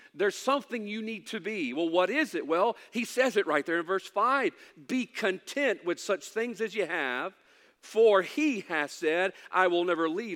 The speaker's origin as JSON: {"language": "English", "region": "Mississippi", "country": "United States", "said": "I know we're from Mississippi"}